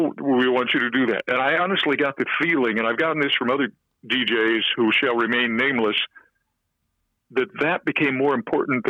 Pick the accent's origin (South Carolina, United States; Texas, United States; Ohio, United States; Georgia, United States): Ohio, United States; Columbus; moved away; me growing up in Columbus. You got two Midwestern boys